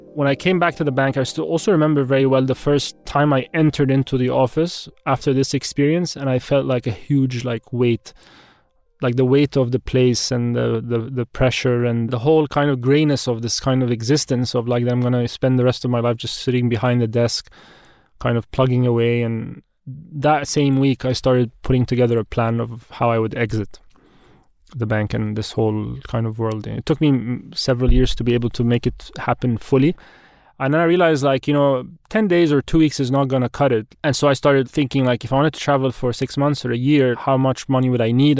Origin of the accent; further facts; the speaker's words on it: Egypt; also born or lived in Wimbledon, London, United Kingdom; I'm forty-one years old, I'm Egyptian.